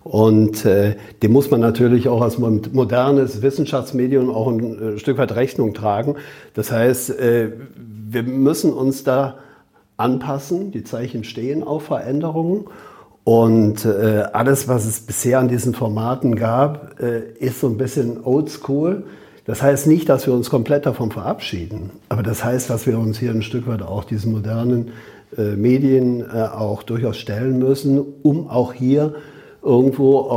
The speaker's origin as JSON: {"language": "German", "region": "Rhineland", "country": "Germany", "said": "Also wer mich dann als Rheinländer kennt, weiß, dass der Rheinländer ja an sich ohne Punkt und Komma redet."}